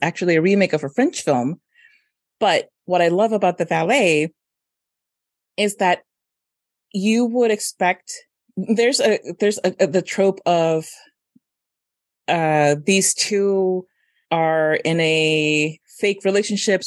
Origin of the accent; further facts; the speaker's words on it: Mexico; moved away; Eugenio Derbez was a big time comedian when I was growing up in Mexico